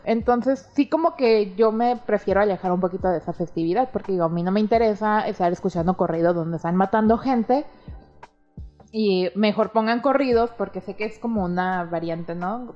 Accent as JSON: {"language": "Spanish", "country": "Mexico", "said": "nosotros como ciudadanos mexicanos"}